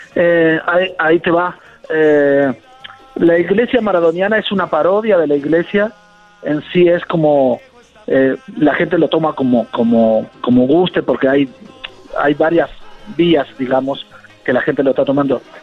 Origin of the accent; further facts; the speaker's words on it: Argentina; como argentino